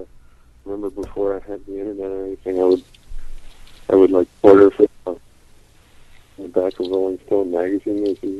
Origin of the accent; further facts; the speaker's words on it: St. Louis, Missouri, United States; now in Columbia, United States; I grew up in the St. Louis area.